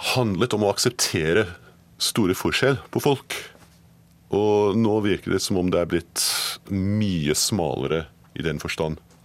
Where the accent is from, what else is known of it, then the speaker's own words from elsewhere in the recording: Edinburgh, Scotland, United Kingdom; Norwegian is a second language; moved away as an adult; also born or lived in Glasgow / London; now in Norway; Jeg er født i Glasgow, oppvokst i Edinburgh men forlot landet mitt da jeg var 18